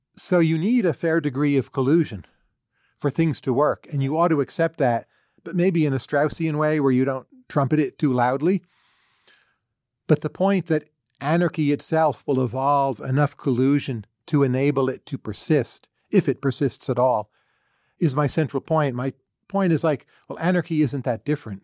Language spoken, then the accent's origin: English; United States; I'm an American citizen, pretty patriotic